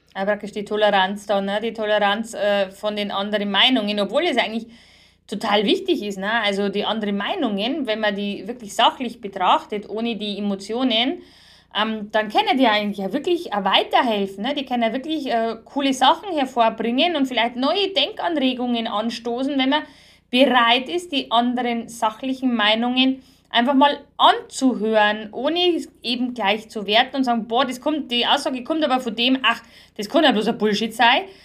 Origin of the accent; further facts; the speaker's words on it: Bavaria, Germany; bei uns in Bayern